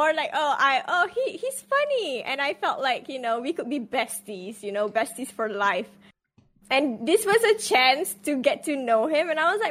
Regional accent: Malaysia; English is a second language; I'm Malaysian!

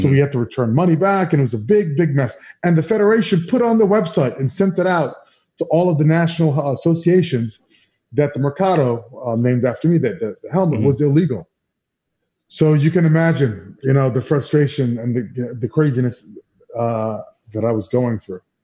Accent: New York City, New York, United States; I'm from New York, you know, grew up here

